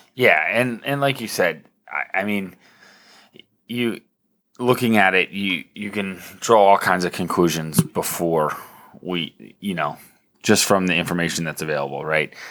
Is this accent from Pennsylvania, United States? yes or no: yes; Lancaster County, Pennsylvania, United States; growing up in Lancaster County in the nineties